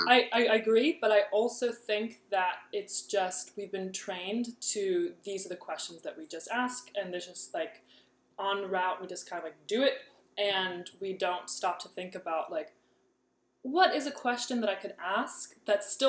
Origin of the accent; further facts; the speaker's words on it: Kansas, United States; I grew up in Kansas and I've lived in Kansas my yeah. whole life